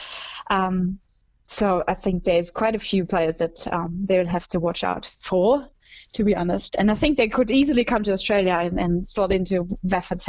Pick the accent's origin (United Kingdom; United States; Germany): Germany; my home country that I'm obviously also have a strong connection